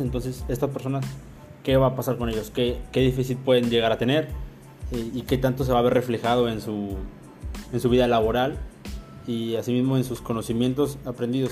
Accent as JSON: {"language": "Spanish", "country": "Mexico", "said": "como, como mexicano"}